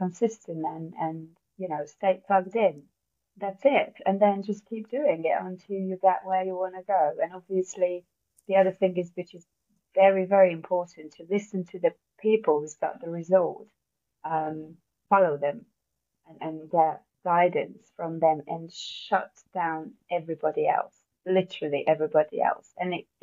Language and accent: English; Hungary; English is a second language; moved away as an adult; now in United Kingdom; originally I'm from Hungary, so that's where the accent from, if you're wondering. And I've been living in the UK for 13 years now